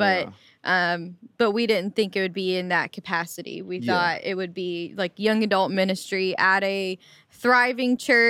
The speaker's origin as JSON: {"language": "English", "town": "Memphis", "region": "Tennessee", "country": "United States", "tie": "born or raised there", "said": "Yeah, so I was born and raised here in Memphis and, you know, just grew up in church."}